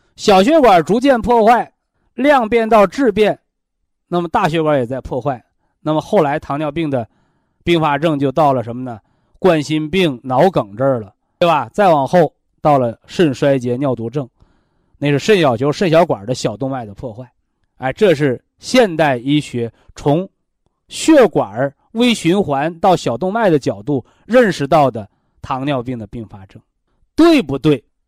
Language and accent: Chinese; China; 我们中国人